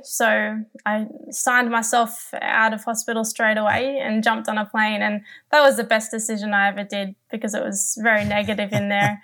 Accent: Newcastle, New South Wales, Australia; my hometown of Newcastle

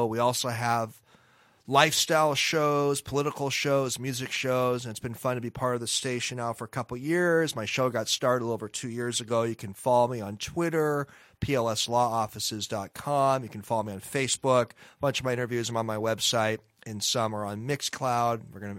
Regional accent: Seattle, Washington, United States; We grew up in Northeast Seattle together, and we went to Roosevelt High School together.

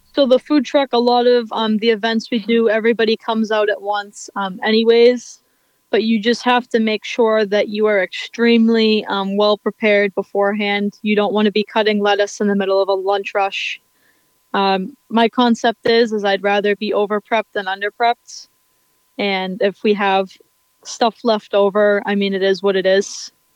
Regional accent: Weymouth, Massachusetts, United States; my hometown in Weymouth, Massachusetts

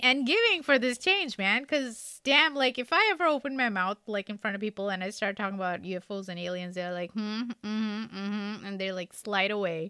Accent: India; So you at least learn three languages growing up in India, like involuntarily.

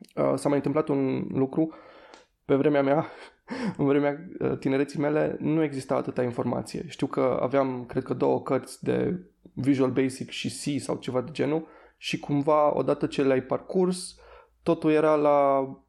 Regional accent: Timișoara, Timiș County, Romania; eu sunt din Timișoara și de-aia a fost destul de ușor să, să fac facultate aici

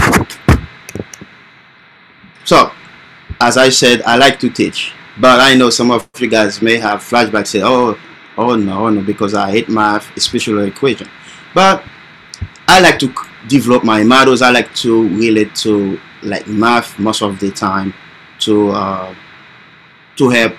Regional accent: Haiti; English is a second language; moved away as an adult; also born or lived in Florida, United States; now in United States; I came from Haiti originally, born and raised

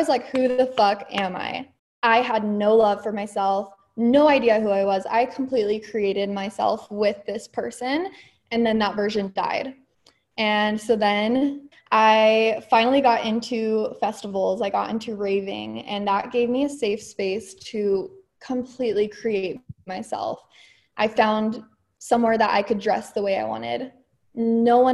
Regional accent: Utah, United States; also born or lived in California; I was technically born in California, but I moved to Utah very young. So I would say I grew up in Utah.

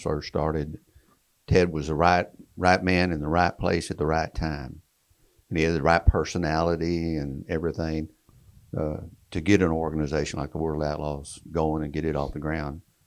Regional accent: Wichita Falls, Texas, United States; my hometown, Wichita Falls, Texas

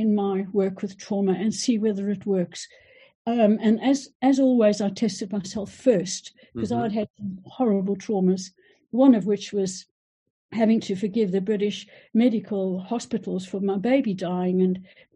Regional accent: South Africa; moved away; I am South African, and I went back to South Africa when Nelson Mandela was brought into power.

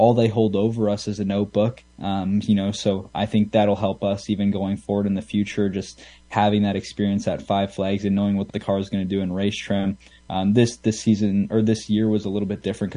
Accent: Canada; what we have here in Canada

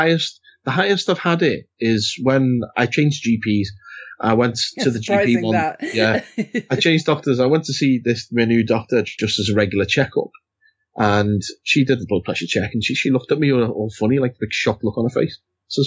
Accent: United Kingdom; God, we're so British talking about the weather.

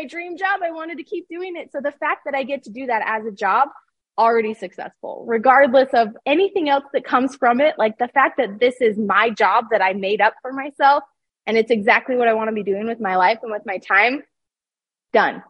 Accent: Utah, United States; I grew up in Utah.

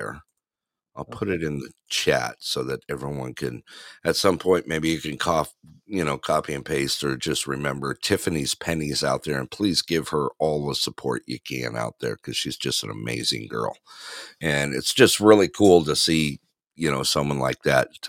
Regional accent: Big Bear Lake, California, United States; moved away; my little town that I grew up in Big Bear Lake

